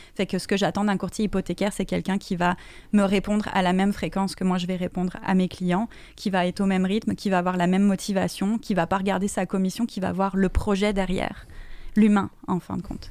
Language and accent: French; France; now in Quebec, Canada; je viens de France